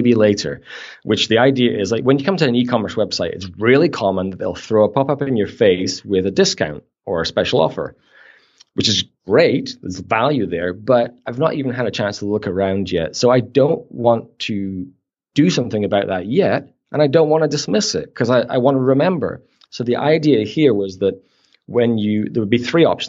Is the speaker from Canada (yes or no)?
yes; Canada; we're Canadian